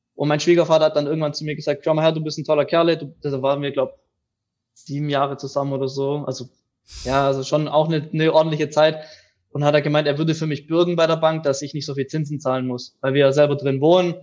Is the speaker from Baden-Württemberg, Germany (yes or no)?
yes; near Reutlingen, Tübingen, Metzingen, Baden-Württemberg, Germany